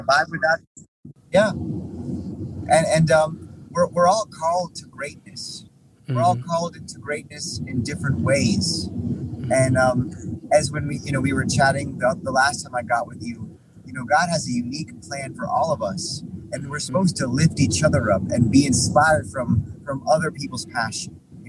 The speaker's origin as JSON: {"language": "English", "country": "Hong Kong", "tie": "born there", "also_born_or_lived": "Norway / New York / Texas / Miami", "said": "I was born in Hong Kong. I lived in Norway, New York, Texas, Miami."}